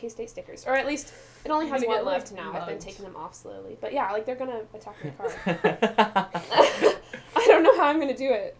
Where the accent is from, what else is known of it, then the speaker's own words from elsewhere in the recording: Shawnee, Kansas, United States; also born or lived in Parkersburg, West Virginia / Indiana; I'm 18 years old, and I'm from Shawnee, Kansas.